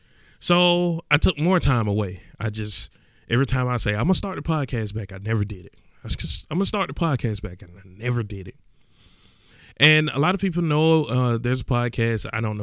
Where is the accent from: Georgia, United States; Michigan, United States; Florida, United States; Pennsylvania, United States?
Georgia, United States; East Point; I mind you, I'm skeptical of everything. I'm from East Point, Georgia. I don't trust nothing.